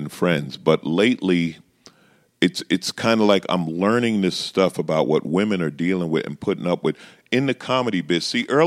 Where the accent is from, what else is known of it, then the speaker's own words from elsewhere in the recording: New York City, New York, United States; I grew up in Queens, so you're around everybody